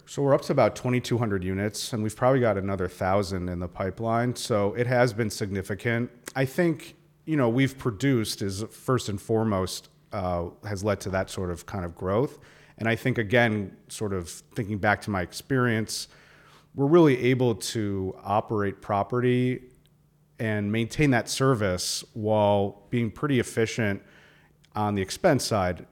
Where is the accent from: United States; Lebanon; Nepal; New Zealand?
United States; Milwaukee, Wisconsin; I grew up in Milwaukee